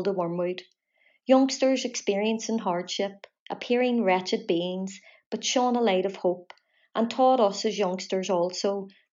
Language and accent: English; Belfast, Northern Ireland, United Kingdom; Growing up in West Belfast in the 80s and 90s